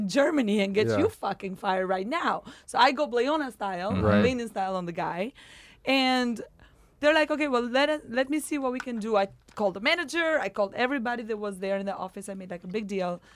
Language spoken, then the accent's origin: English; Albania; now in Los Angeles, United States; I'm still from Albania.